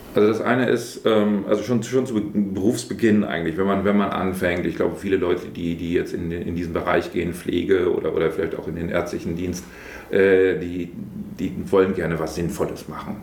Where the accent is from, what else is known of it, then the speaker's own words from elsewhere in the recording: Brake, Lower Saxony, Germany; stamme ich hier aus Prag, ich bin hier geboren, äh, ich wohne auch hier und äh, fühle mich hier insgesamt äh, sehr wohl, also in Prag, in der Wesermarsch